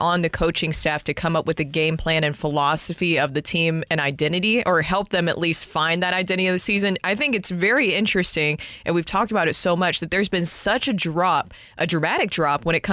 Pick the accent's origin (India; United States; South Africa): United States; Nashville, Tennessee; now in St. Louis, United States; I'm from Nashville